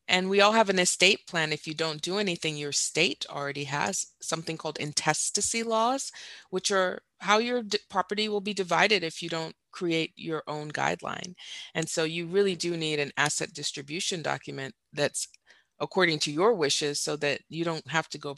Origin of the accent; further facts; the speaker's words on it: Dubai, United Arab Emirates; also born or lived in Saudi Arabia / Doha, Qatar; now in United States; In fact, my dad was a physician and I grew up in the Middle East. I grew up in Dubai and in Saudi Arabia and Doha, Qatar.